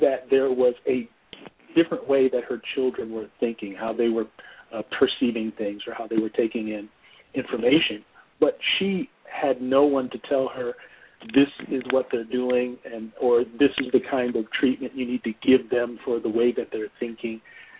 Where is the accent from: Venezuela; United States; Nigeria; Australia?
United States; New Jersey; also born or lived in Georgia; Half and half. I grew up in New Jersey and I grew up in Georgia.